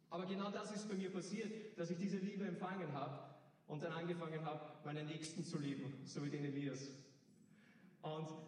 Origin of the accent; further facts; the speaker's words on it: Hagenbrunn, Lower Austria, Austria; ich bin 19 Jahre alt. Ich, ich komme aus Hagenbrunn.